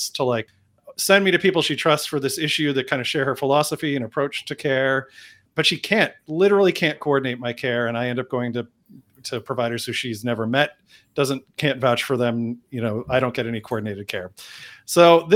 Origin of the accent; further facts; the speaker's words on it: New England, United States; I was raised in New England